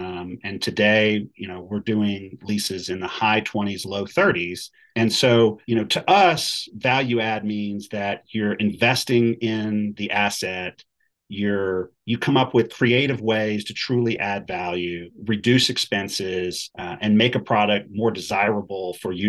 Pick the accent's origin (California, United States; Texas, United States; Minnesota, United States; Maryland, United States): Texas, United States; You know, we're from Texas. We live here.